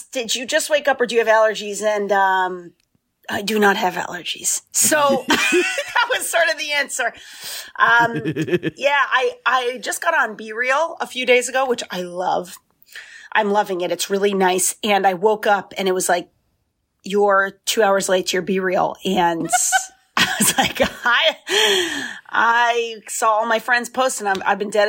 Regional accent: Seekonk, Massachusetts, United States; also born or lived in Providence, Rhode Island / Vermont; I grew up in Seekonk, Mass

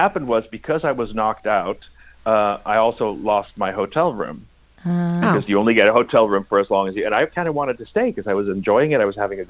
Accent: Sweden; also born or lived in Austria / United States; I grew up in Sweden and Austria and in America.

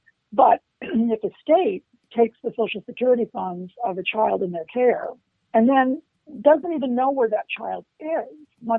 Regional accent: Maryland, United States; So to your point about the Maryland bill, I was so excited about that because, as you know, I grew up in Maryland and I remain close to a number of Maryland state legislators

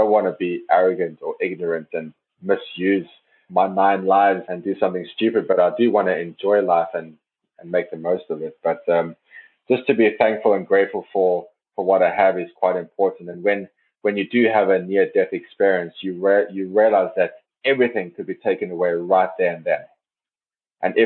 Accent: South Africa; now in Norway; as a South African

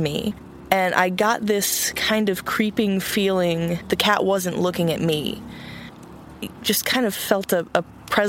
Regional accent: Austin, Texas, United States; also born or lived in California; So we came to Austin when I was about 6 years old

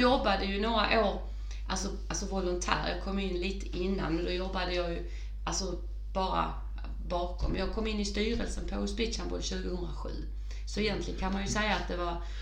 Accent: Åhus, Skåne, Sweden; det är min hembygd

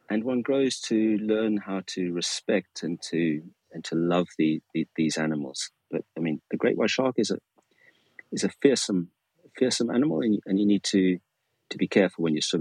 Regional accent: Cape Town, Western Cape, South Africa; and growing up in Cape Town, also one one learns to to love swimming because uh, on either side uh, you have magnificent places to swim.

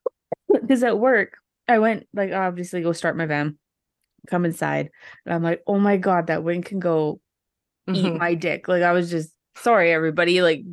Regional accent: Canada; I'm just apologizing because I'm Canadian and I think it's required to.

